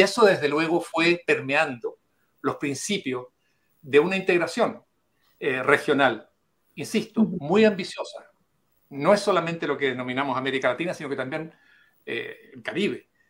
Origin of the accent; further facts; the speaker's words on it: Chile; como chileno